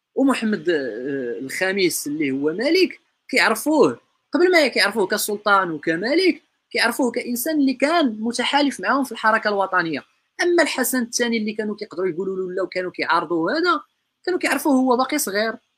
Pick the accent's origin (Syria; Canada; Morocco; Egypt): Morocco